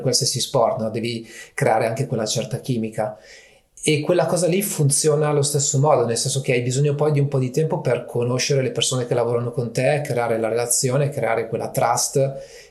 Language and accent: Italian; province of Varese, Lombardy, Italy; also born or lived in Milan; essendo appunto della provincia di Varese, comunque avendo vissuto a Milano per tantissimi anni